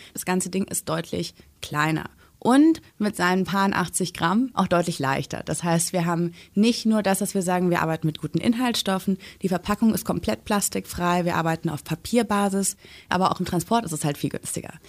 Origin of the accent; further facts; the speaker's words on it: Germany; bei uns in Deutschland